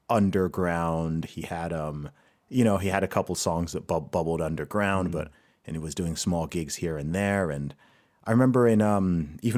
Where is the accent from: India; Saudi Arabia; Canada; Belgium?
Saudi Arabia; so I grew up in Saudi Arabia.